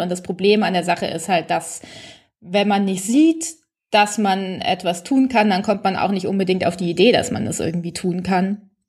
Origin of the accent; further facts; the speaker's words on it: Bavaria, Germany; für mich als Bayerin